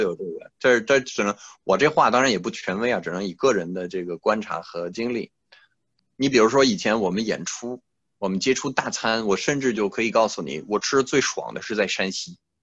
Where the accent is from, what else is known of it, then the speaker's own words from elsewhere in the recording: France; first language French; Chinese is a second language; moved away as an adult; also born or lived in Beijing, China; now in China; 一提我是法国人